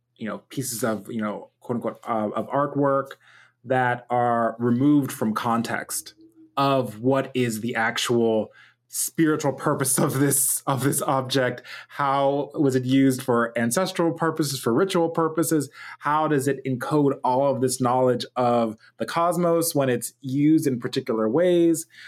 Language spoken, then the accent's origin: English; Pittsburgh, Pennsylvania, United States; I'm a Nigerian American multimedia artist and engineer, born and raised in Pittsburgh, Pennsylvania.